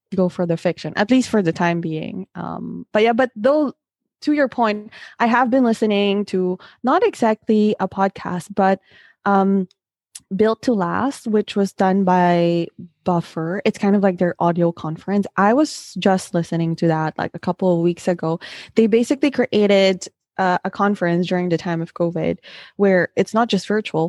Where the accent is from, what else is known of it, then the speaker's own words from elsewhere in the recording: Philippines; come from the Philippines